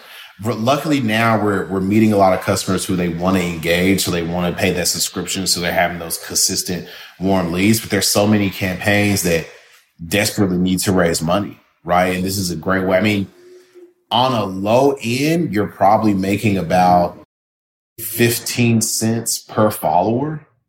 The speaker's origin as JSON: {"language": "English", "town": "Memphis", "region": "Tennessee", "country": "United States", "said": "they're basically establishing an office in Memphis. And so I'm from Memphis, and just, you never know who you're talking to late at night."}